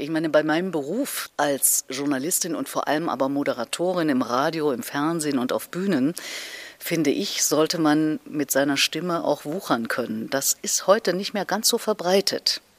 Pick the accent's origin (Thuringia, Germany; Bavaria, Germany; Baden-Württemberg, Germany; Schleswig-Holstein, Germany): Thuringia, Germany; Erfurt; Und alleine in Erfurt, in meiner Heimatstadt, wo ich damals ja lebte, gab es eine bessere Querflötistin als mich.